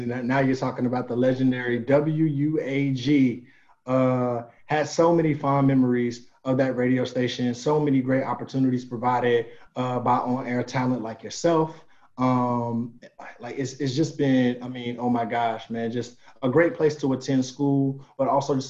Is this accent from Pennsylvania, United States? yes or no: no; Greensboro, North Carolina, United States; born and raised Greensboro, North Carolina. Raised on the south side of Greensboro in a neighborhood called Woodley Lakes.